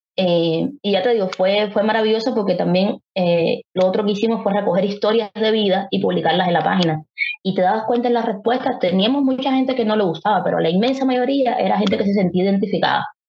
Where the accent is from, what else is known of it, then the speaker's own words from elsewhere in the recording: Havana, La Habana, Cuba; los que somos habaneros y habaneras